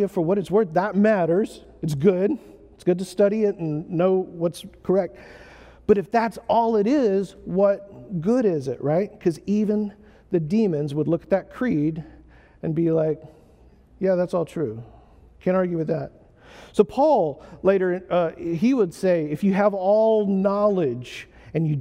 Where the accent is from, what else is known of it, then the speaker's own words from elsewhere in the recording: United States; I'm an American